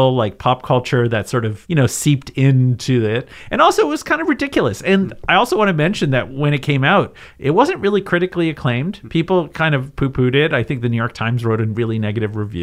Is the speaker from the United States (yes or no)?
no; Canada; I grew up in Canada